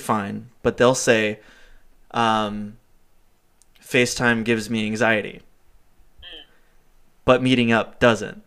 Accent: Los Angeles, California, United States; moved away as an adult; I'm from Los Angeles, I'm 32, I took a job out here

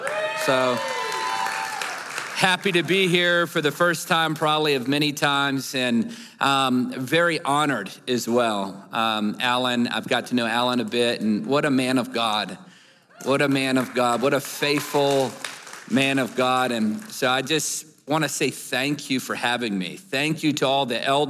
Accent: Newport News, Virginia, United States; moved away; I'm from Newport News, Virginia

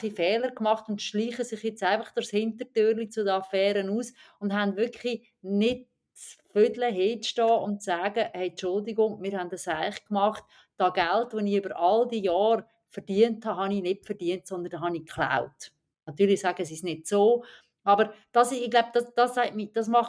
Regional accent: Aarau, Aargau, Switzerland; ich komme aus Aarau, das ist eine traditionelle FDP-Stadt

